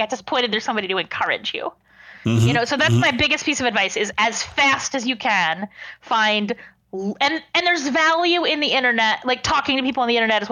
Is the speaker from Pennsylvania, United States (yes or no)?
yes; Lancaster, Pennsylvania, United States; moved away as an adult; also born or lived in Delaware; now in Pittsburgh, United States; I grew up in Lancaster, Pennsylvania, which is known as like Amish country